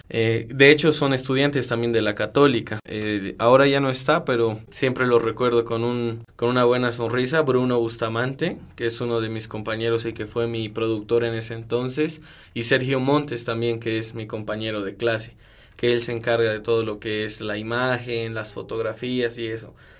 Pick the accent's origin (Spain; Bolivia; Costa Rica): Bolivia; Cochabamba; also born or lived in Bogotá, Colombia